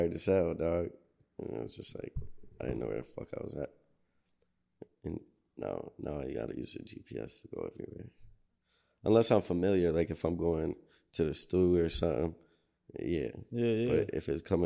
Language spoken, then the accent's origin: English; Buffalo, New York, United States; also born or lived in Rochester, New York; I lived in Riverside for a good chunk of my life too